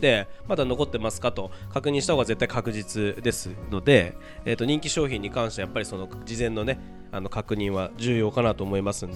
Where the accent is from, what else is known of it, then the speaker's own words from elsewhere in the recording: Japan; この勝谷さんともう距離にして三百メートルぐらいのところで生まれ育って